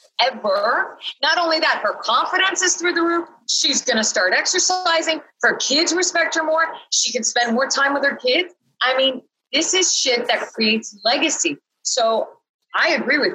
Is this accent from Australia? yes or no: no; Canada; I'm from Canada.